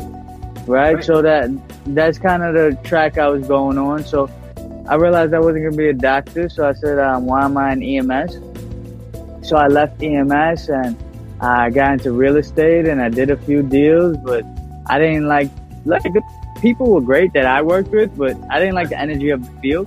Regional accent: New York City, New York, United States; born or raised there

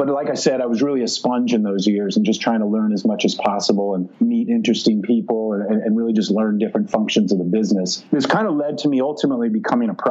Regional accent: Silicon Valley, Santa Clara Valley, California, United States; I grew up in Silicon Valley, like literally the Silicon Valley, the Santa Clara Valley in the south part of the San Francisco Bay Area

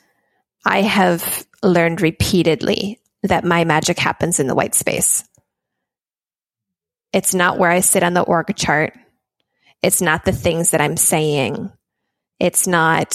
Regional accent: Minnesota, United States; moved away; my home state of Minnesota

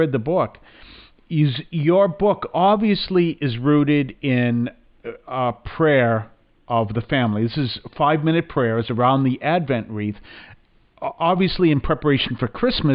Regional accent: New England, United States; I'm from New England

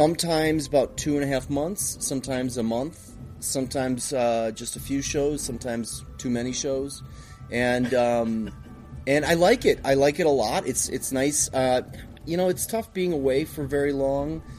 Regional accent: United States; I'm Greek American, but I'm very American

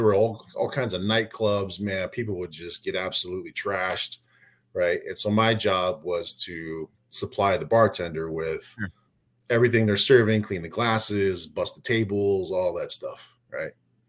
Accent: Oklahoma, United States; also born or lived in Florida; So I originally grew up, I was born in Florida and grew up between Florida and Oklahoma and going back and forth there. Spent most of high school in Oklahoma, did a year in Florida.

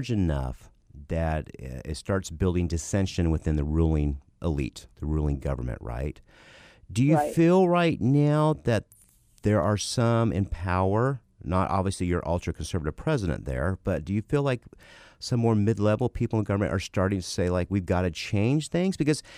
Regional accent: United States; as an American

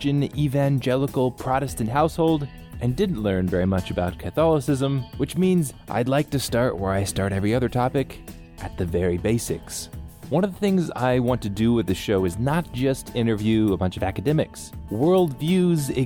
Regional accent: United States; I come from the United States

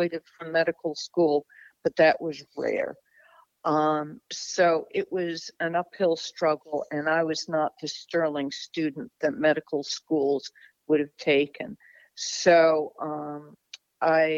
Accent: Connecticut, United States; moved away as an adult; also born or lived in Litchfield, Connecticut / Denver, Colorado / Virginia / California; I grew up in Connecticut, initially for the first 8 years in mid-Connecticut, a spot called Litchfield

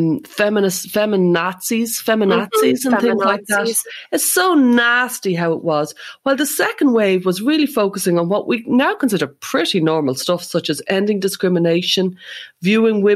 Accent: Ireland; as an Irish person

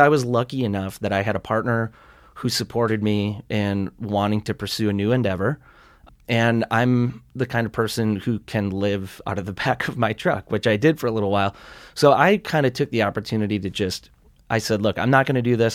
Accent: Sturgeon Bay, Wisconsin, United States; also born or lived in Great Falls, Montana; now in Montana, United States; I grew up in a little resort community. Actually, it was kind of a blue collar, um, shipbuilding community when I was a kid. It's called Sturgeon Bay, Wisconsin

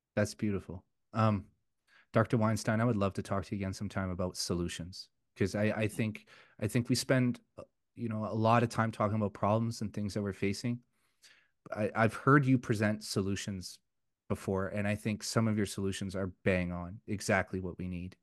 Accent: Vancouver, British Columbia, Canada; moved away as an adult; now in Alberta, Canada; I'm originally from Vancouver, and I moved my family to Alberta last year

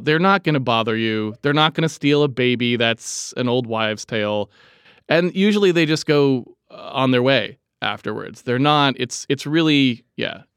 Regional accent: New England, United States; I'm from New England

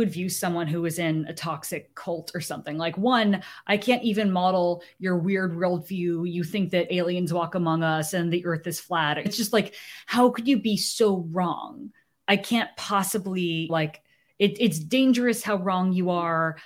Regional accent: San Francisco Bay Area, California, United States; also born or lived in Japan; I was born in Japan. That's right. Made in Japan. And they moved back to the United States after my first birthday, where they returned to the Bay Area, where both of them grew up

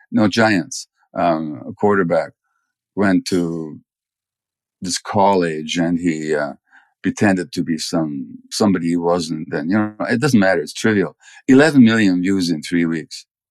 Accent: Budapest, Hungary; I was born in January 1944 in Budapest

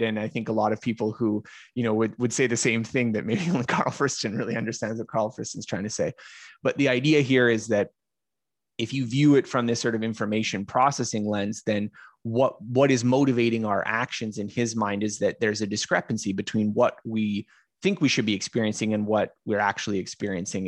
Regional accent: Canada; I'm Canadian

